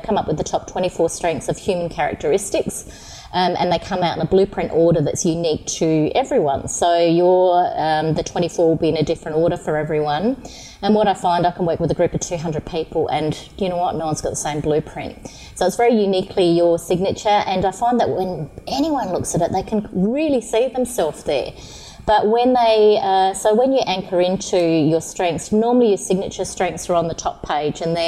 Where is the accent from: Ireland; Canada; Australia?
Australia; Yorke Peninsula, South Australia; I'm actually from York Peninsula. So I grew up on a farm, so a small community.